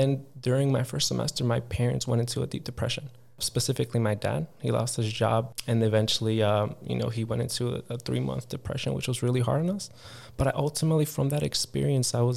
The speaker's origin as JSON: {"language": "English", "town": "Harvey", "region": "Illinois", "country": "United States", "tie": "born or raised there", "said": "I was born in Harvey, Illinois, which is not the best places to grow up"}